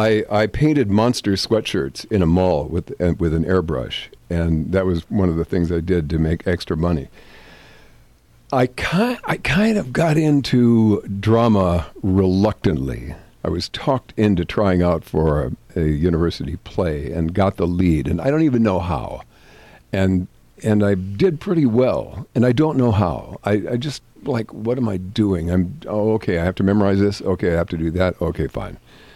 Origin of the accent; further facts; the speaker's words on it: North Dakota, United States; I suspect Sioux because I'm from North Dakota.